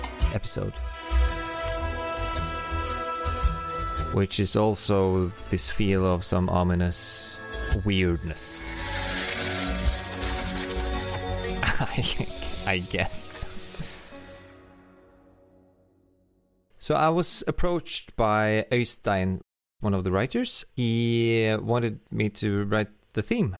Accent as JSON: {"language": "English", "region": "Oslo", "country": "Norway", "said": "I'm a composer from Oslo, Norway"}